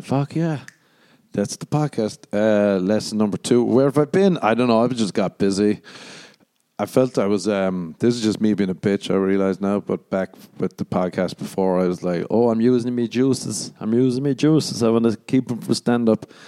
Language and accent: English; Ireland; moved away; growing up in Ireland